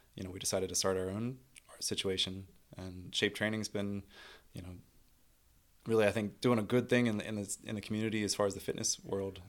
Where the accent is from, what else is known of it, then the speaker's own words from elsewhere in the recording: Pittsburgh, Pennsylvania, United States; born and bred Pittsburgher